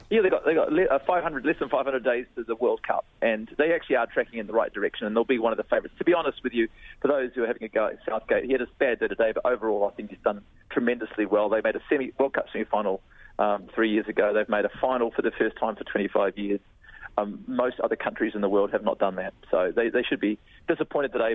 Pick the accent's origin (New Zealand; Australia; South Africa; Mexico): New Zealand; I'm New Zealand by birth, I am British by heritage